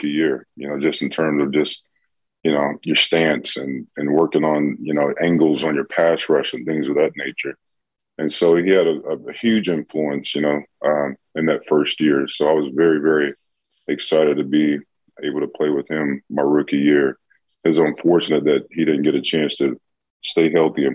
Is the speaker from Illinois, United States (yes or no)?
yes; Chicago, Illinois, United States; I grew up in Chicago, so grew up a Bear fan